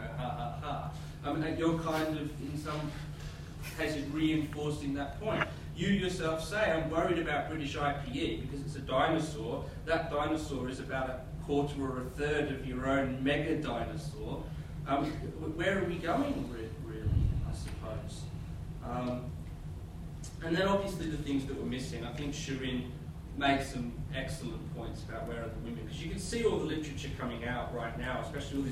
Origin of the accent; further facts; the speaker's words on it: Australia; moved away; I'm from Australia